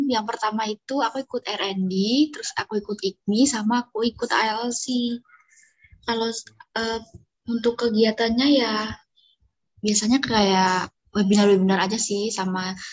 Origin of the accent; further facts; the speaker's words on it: Magetan, East Java, Indonesia; Aku berasal